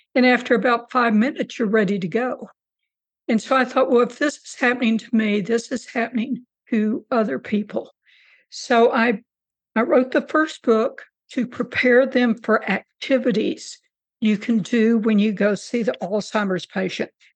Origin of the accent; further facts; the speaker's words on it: Rio Grande Valley, South Texas, United States; also born or lived in Corpus Christi, Texas; now in New Braunfels, United States; I grew up in, in very, very South Texas in uh, the Rio Grande Valley